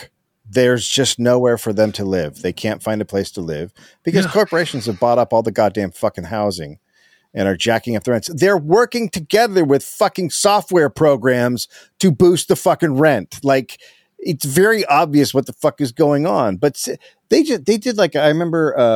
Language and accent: English; San Francisco, California, United States; I'm from San Francisco